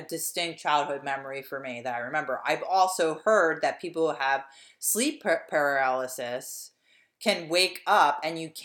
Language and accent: English; Lansdowne, Pennsylvania, United States; accent: Delco; the house that I grew up in on Stratford Avenue in Lansdowne